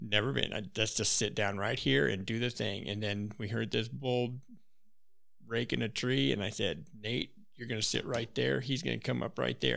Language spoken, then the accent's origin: English; Wyoming, United States; moved away; I grew up in Wyoming, so I had really no reason to go out of state